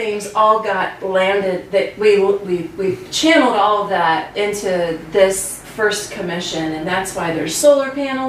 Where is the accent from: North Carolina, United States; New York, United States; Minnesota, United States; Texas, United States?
New York, United States; Ithaca; moved away as an adult; also born or lived in Batavia, New York / Deposit, New York; now in Aurora, United States; where I grew up in Ithaca, New York